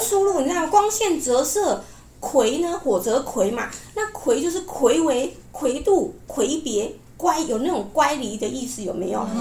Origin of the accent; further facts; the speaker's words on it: Taiwan; 我们台湾其实很多原住民呢，相信灵魂是不灭的哦